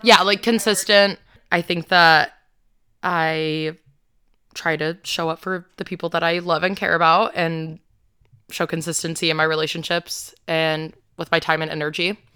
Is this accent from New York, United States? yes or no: no; Georgia, United States; I was born in Georgia